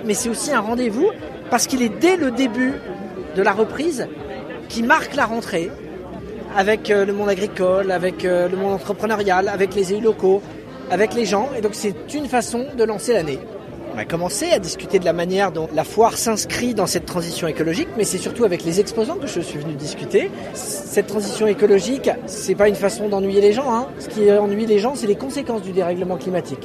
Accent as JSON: {"language": "French", "town": "Angers", "region": "Pays de la Loire", "country": "France", "said": "je suis angevin, j'étais maire d'Angers avant de devenir ministre"}